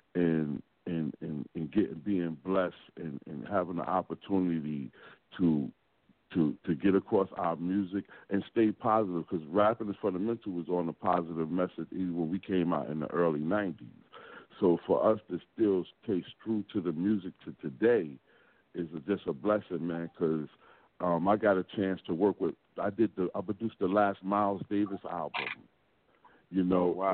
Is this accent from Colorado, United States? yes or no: no; New York City, New York, United States; now in Columbia, United States; Columbia, South Carolina right now, but I'm from Brooklyn, New York